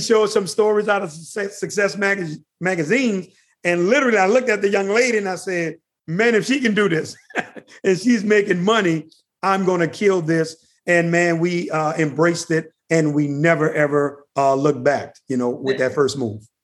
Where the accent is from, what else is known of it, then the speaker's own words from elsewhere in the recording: New Orleans, Louisiana, United States; now in Atlanta, United States; I'm originally from New Orleans, Louisiana